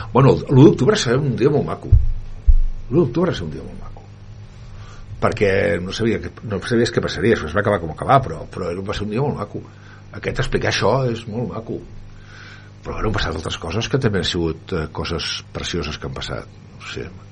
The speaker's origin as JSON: {"language": "Catalan", "town": "Barcelona", "region": "Catalonia", "country": "Spain", "tie": "born or raised there", "said": "soc català nascut a Barcelona"}